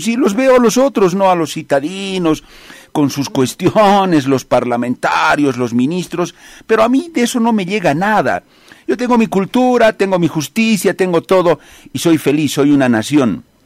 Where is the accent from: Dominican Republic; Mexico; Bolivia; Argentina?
Bolivia; Viendo la realidad de mi país, como periodista